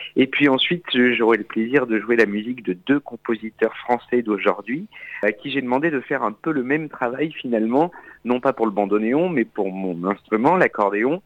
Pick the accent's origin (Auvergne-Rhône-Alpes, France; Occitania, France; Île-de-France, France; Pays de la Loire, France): Auvergne-Rhône-Alpes, France; also born or lived in Châteauroux; now in Paris, France; Je suis né en Auvergne